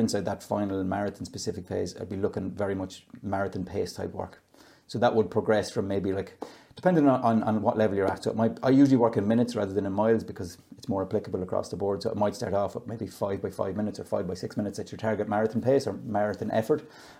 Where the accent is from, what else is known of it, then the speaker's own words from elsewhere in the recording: Dromore West, Connacht, Ireland; moved away; I'm from Dromore West, small village in West Sligo